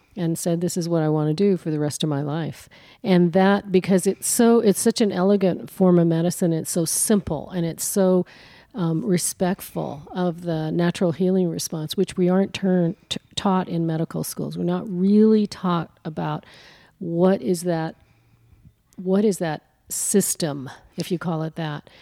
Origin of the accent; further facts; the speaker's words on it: New Mexico, United States; also born or lived in Colorado; I'm from New Mexico